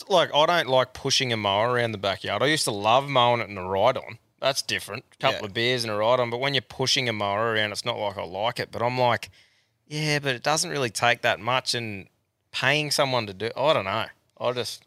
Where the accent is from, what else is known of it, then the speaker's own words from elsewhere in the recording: Western Australia, Australia; thought to share a pearler from my hometown. I'm a farmer in central Wheatbelt in WA